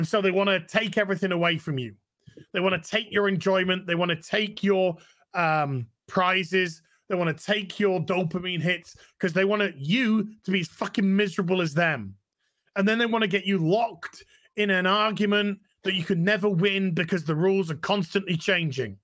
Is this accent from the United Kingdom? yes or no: yes; United Kingdom; being British